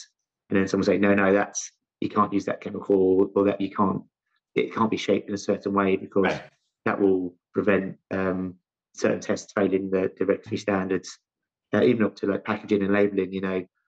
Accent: London, United Kingdom; also born or lived in Loughborough; originally from my accent, you can tell I'm from London, specifically South London

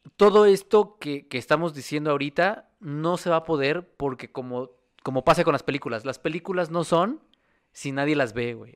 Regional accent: Mexico; allá en mi pueblo en San Castolo

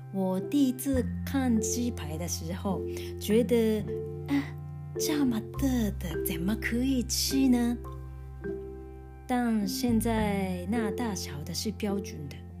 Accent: Japan; Chinese is a second language; 在日本出生，也在日本长大的纯日本人。现在住在东京

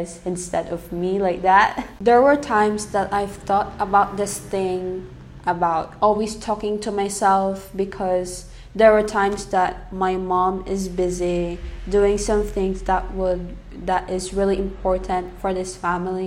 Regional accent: Philippines; first language English; also born or lived in Saudi Arabia; my mom raised me here in the Philippines, but I was born in another country, which is in Saudi Arabia

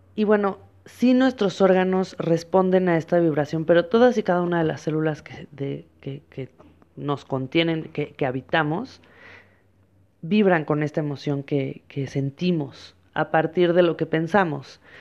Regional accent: Mexico; yo soy una mujer mexicana

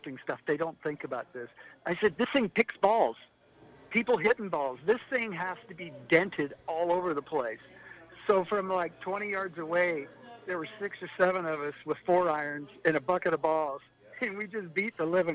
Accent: Washington, United States; I was from Washington.

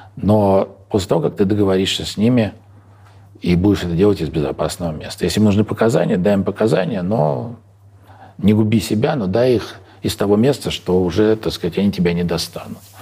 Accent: Moscow, Russia; moved away as an adult; я родился в Москве, учился в Москве, работал в Москве, уехал из Москвы навсегда в 44-м, э, в 44 года

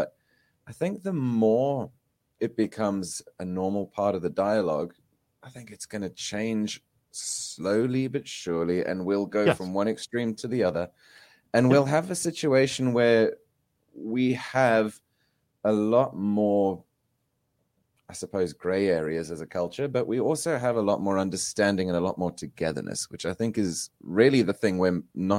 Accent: South Africa; I grew up in South Africa at a weird time, you know, when I was 6 years old, the apartheid ended. Mm-hmm. So I've got no memory of any of that. I was raised on a farm.

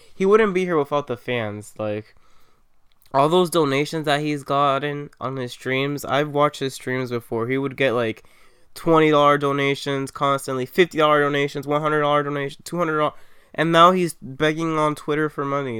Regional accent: New York City, New York, United States; I'm from Queens

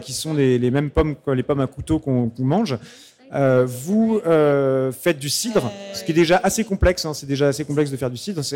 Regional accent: Pays de Caux, Normandy, France; je viens du pays de Caux

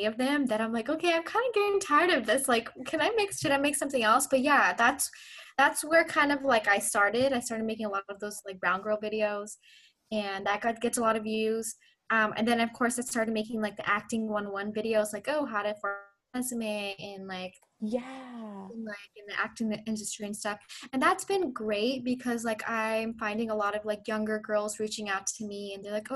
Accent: Southern California, United States; also born or lived in Pakistan / Orange County / Los Angeles; I have lived in SoCal my entire life

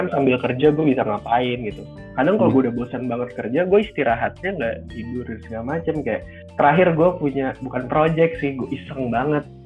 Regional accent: Purwokerto, Central Java, Indonesia; karena gue orang Purwokerto kan jadi gue tahu mendoan yang eh, enak banget tuh gimana

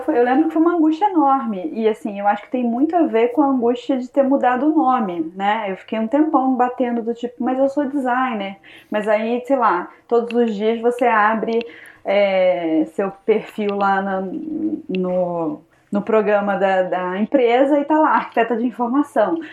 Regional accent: interior of Rio de Janeiro, Brazil; moved away as an adult; also born or lived in Ohio, United States; eu sou do interior do Rio de Janeiro

